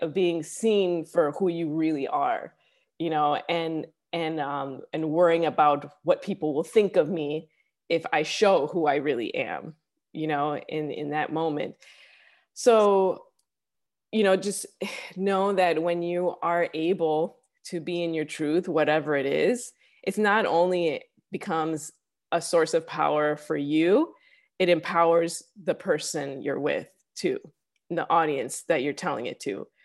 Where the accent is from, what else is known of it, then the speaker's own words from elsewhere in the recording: Chicago, Illinois, United States; moved away as an adult; also born or lived in New York; now in Los Angeles, United States; I'm originally from Chicago. Uh, I lived in New York for a few years. I grew up actually in the city of Chicago